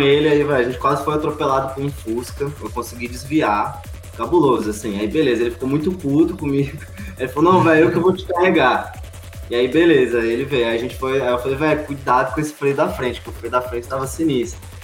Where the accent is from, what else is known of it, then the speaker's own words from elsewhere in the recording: Alto Paraíso de Goiás, Goiás, Brazil; also born or lived in Rio de Janeiro / Moinho; crescer aqui é foi bom demais